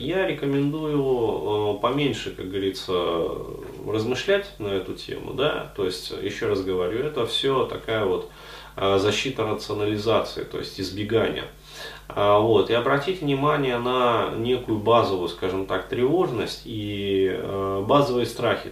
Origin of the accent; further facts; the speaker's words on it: Ufa, Bashkortostan, Russia; now in Moscow, Russia; ездил к себе там в родной город Уфу